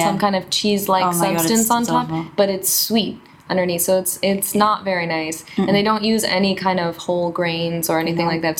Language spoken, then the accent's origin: English; Wisconsin, United States; moved away as an adult; now in China; I'm from Wisconsin, too